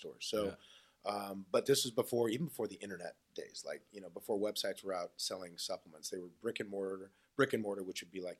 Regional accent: Southern California, United States; moved away as an adult; also born or lived in Newport Beach; now in Texas, United States; I grew up in Southern California.

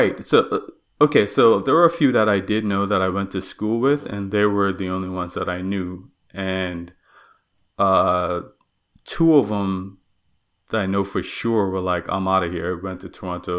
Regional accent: Bermuda; moved away as an adult; now in Nova Scotia, Canada; So I came to Nova Scotia from Bermuda. I grew up and was raised there.

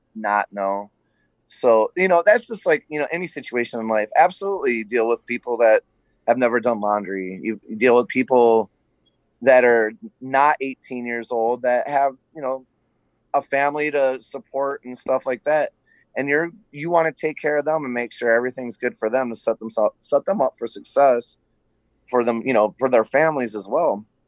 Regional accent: Flint, Michigan, United States; I was born in Flint, Michigan, the birthplace of General Motors.

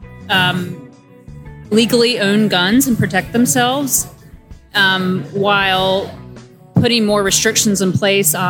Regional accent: Arlington, Virginia, United States; Arlington, Virginia

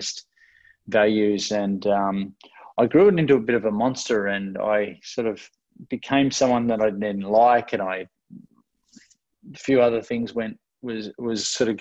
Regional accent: Ocean Grove, Victoria, Australia; also born or lived in Melbourne; I grew up in Ocean Grove, which is where I came back to after living in Melbourne, about an hour and a half out of Melbourne

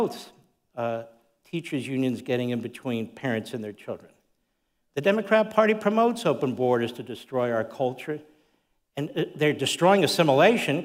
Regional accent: United States; as an American

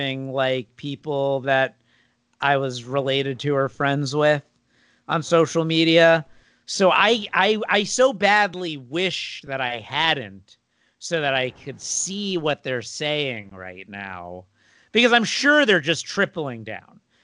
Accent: South Florida, United States; moved away; I'm from South Florida, which is basically Long Island, but older

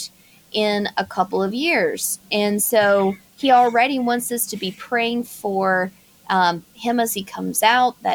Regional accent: South Carolina, United States; I'm from South Carolina.

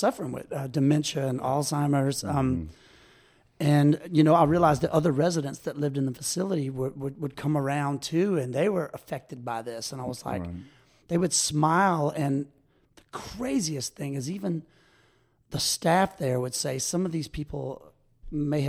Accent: Baton Rouge, Louisiana, United States; moved away as an adult; now in Ocean Springs, United States; I'm from Baton Rouge, Louisiana, originally

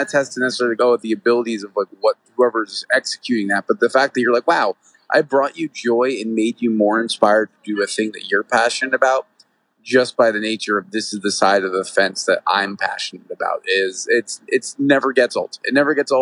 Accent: New York, United States; moved away as an adult; also born or lived in Los Angeles; now in Nashville, United States; I lived in LA, I'm from New York

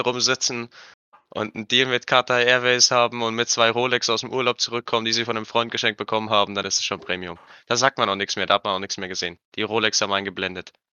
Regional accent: Germany; bei uns in Deutschland

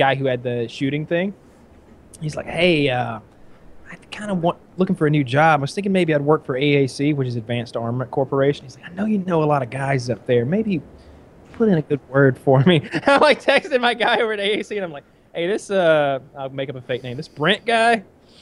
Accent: United States; as an American

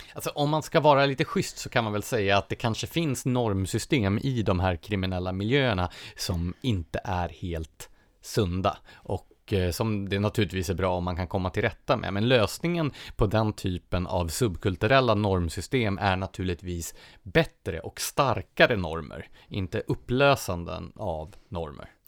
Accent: Nacka, Stockholm County, Sweden; min hemkommun, Nacka.

